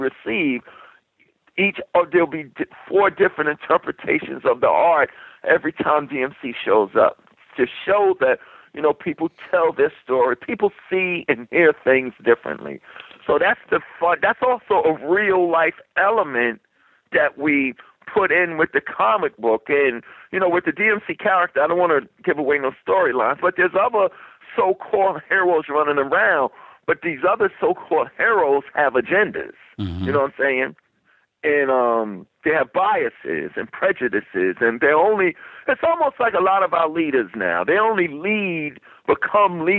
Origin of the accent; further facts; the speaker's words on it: New York City, New York, United States; as a little kid growing up in New York City in my era